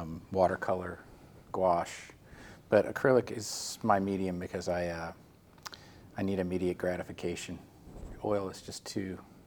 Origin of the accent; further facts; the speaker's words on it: Jacksonville, Florida, United States; now in Lake Worth, United States; Well, I grew up in North Florida